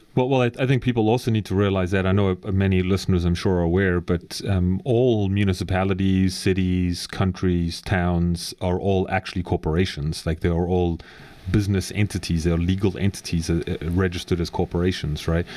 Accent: South Africa; moved away; I come from South Africa

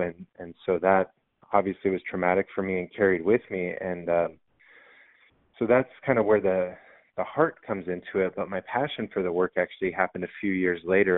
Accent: San Diego, California, United States; I grew up in San Diego

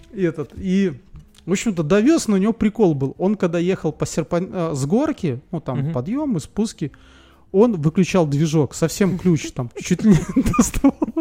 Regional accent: Belarus; я из Беларуси.

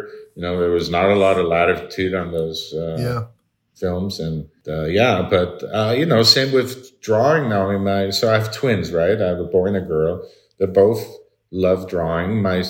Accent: Midwest, United States; and I grew up in the Midwest

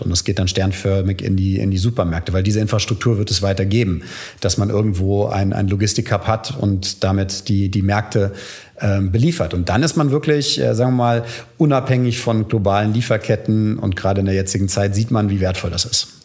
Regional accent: Frankfurt, Hesse, Germany; moved away as an adult; also born or lived in United States / England / Venice, Italy; now in Berlin, Germany; Also ich komme äh, aus Frankfurt, äh, bin dort geboren und äh, auch zur Schule gegangen.

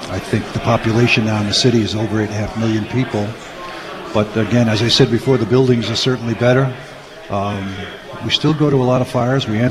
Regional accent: New York City, New York, United States; also born or lived in Whitestone, Queens; I grew up in Bayside, Queens

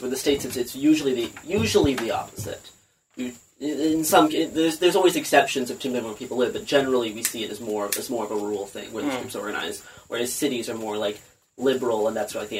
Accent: Saskatchewan, Canada; I grew up in Saskatchewan. Most of my family is in Alberta.

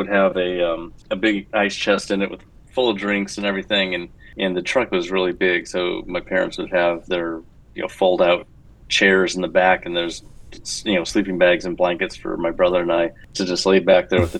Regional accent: Tucson, Arizona, United States; I grew up also in Tucson in the desert

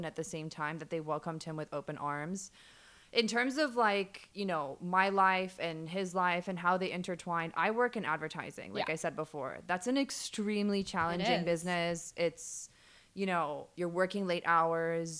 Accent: Dubai, United Arab Emirates; I grew up in Dubai, OG Dubai girl

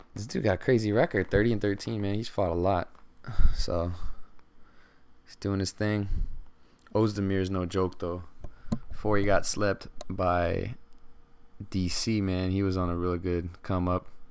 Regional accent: Stockton, California, United States; I'm from Stockton

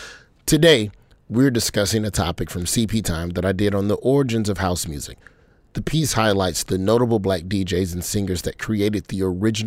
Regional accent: the South, United States; And so, you know, being a Southerner, this was not something that had permeated its way, at least not as a 16, 17-year-old, you know, in 96.

